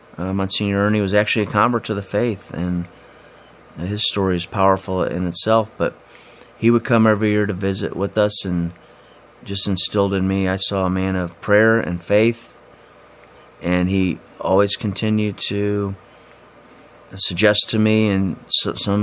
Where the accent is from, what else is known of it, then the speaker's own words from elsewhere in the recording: Lima, Ohio, United States; moved away as an adult; also born or lived in Mansfield, Ohio / Cleveland Heights, Ohio; now in Cleveland, United States; I grew up, went to St. Charles in Lima Central Catholic